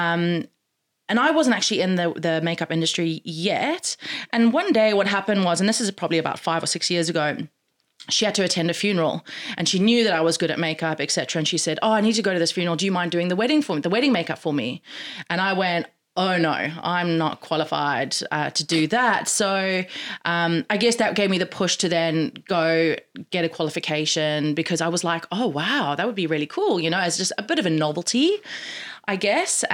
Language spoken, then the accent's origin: English; South Africa; moved away as an adult; also born or lived in United States / London; I'm from South Africa originally. When I finished high school, I moved to America for 6 months. And then from America, I moved to London.